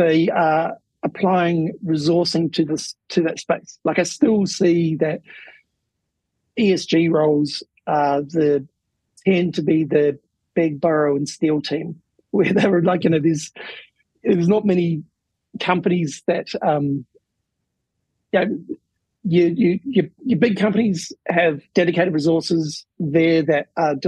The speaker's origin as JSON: {"language": "English", "country": "New Zealand", "tie": "born or raised there", "said": "When I was growing up, I grew up in New Zealand"}